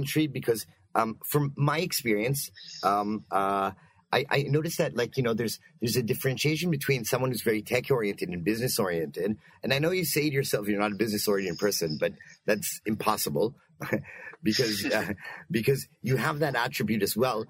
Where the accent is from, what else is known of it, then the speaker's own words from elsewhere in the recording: Canada; I'm also Canadian